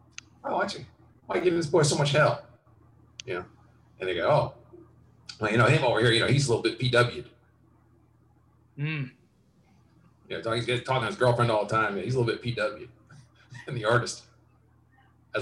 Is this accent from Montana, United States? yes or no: no; Westfield, New Jersey, United States; moved away; I grew up in suburban New Jersey, Westfield.